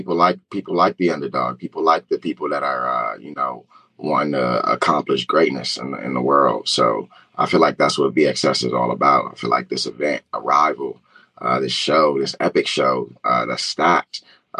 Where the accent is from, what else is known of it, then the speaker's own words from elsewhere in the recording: New Jersey, United States; also born or lived in Philadelphia, United States; I grew up, you know, around the area in New Jersey and Philly